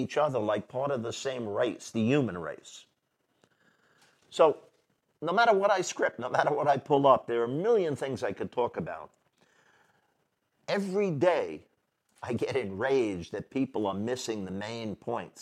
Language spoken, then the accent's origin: English; New York City, New York, United States; I grew up in New York City